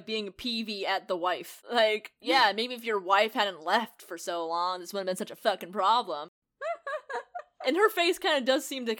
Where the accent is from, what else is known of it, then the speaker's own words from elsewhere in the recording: Ireland; It makes sense because I'm Irish, and every time somebody calls me Scottish, I want to strangle them.